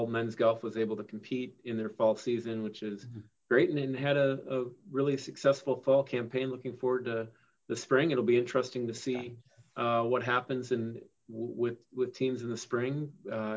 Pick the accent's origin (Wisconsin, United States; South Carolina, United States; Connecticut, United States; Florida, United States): Wisconsin, United States; I grew up in Wisconsin